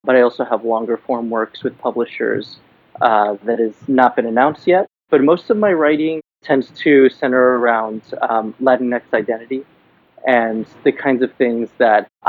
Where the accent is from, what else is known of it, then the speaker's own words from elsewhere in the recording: Miami, Florida, United States; moved away as an adult; now in New York City, United States; I'm in New York now, but I'm originally from Miami, Florida